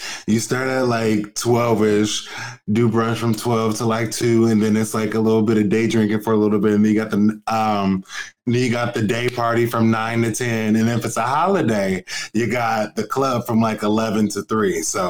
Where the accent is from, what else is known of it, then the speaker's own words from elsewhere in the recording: Portland, Oregon, United States; now in New York, United States; I'm originally from Portland, Oregon. I don't know if you knew that.